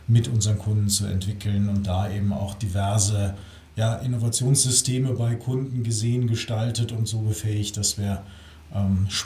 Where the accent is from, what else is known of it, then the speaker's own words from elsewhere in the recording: Hamburg, Germany; moved away as an adult; damals mein Leben von Nord nach Süd umgekrempelt. Ähm, bin aus Hamburg